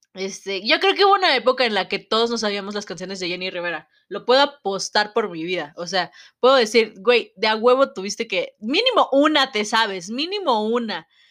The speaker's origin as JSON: {"language": "Spanish", "country": "Mexico"}